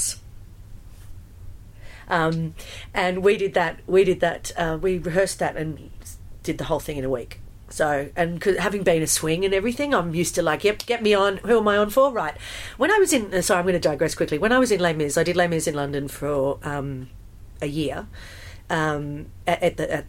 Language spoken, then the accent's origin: English; Australia; moved away; also born or lived in United Kingdom; being an Australian